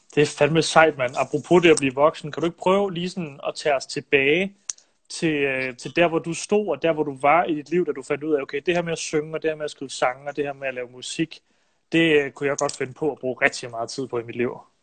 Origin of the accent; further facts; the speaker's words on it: Silkeborg, Central Denmark Region, Denmark; jeg er jo fra Silkeborg selv